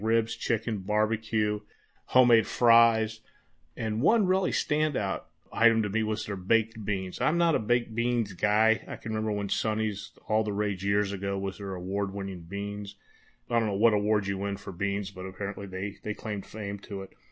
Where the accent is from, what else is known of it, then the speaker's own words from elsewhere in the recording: Texas, United States; I was born in Texas.